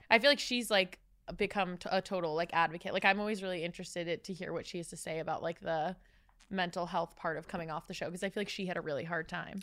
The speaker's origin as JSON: {"language": "English", "town": "Tampa", "region": "Florida", "country": "United States", "also_born_or_lived": "Los Angeles", "moved": "as an adult", "said": "I'm from Tampa, and so coming to, like, I moved to L A when I was eighteen for college"}